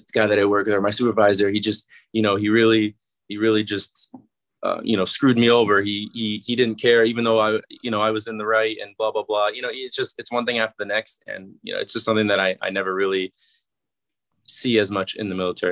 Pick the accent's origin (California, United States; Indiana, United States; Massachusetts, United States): Massachusetts, United States; I'm from Massachusetts as well, and it's a 20-minute drive from where I grew up